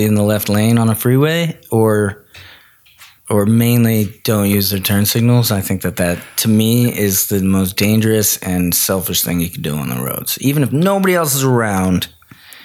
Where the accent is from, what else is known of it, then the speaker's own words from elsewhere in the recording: Elkins Park, Pennsylvania, United States; I grew up in Philly, well, a little town outside of Philly called Elkins Park, PA, but close enough.